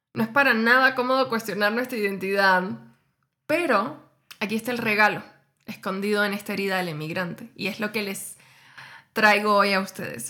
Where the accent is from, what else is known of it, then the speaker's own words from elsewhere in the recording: Cuba; moved away as an adult; now in Mexico; yo emigré hace casi seis años desde Cuba hacia México